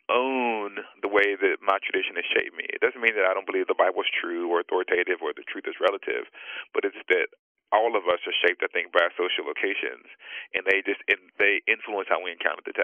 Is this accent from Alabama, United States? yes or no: yes; Huntsville, Alabama, United States; I was born and raised in Huntsville, Alabama.